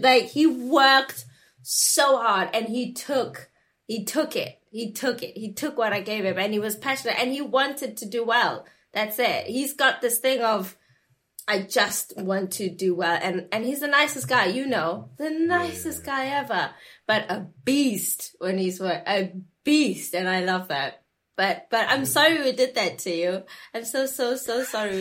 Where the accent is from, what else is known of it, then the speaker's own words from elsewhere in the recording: South Africa; I grew up in South Africa